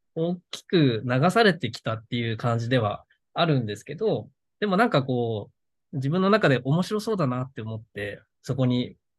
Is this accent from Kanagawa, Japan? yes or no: no; Okinawa, Japan; moved away as an adult; now in Tokyo, Japan; 沖縄にいた頃はそんな、あんまり興味がなかったというか、その実家暮らしだったので